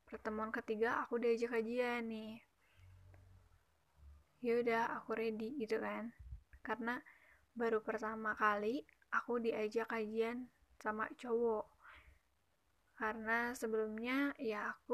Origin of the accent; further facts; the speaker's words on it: West Java, Indonesia; accent: Sundanese; Uh, maaf ya kalau misalkan logat aku agak Sunda-Sunda gitu.